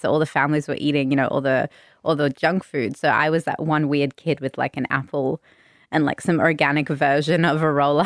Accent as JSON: {"language": "English", "town": "Sydney", "region": "New South Wales", "country": "Australia", "tie": "born or raised there", "said": "Bondi born, true Bondi local, one of the few left"}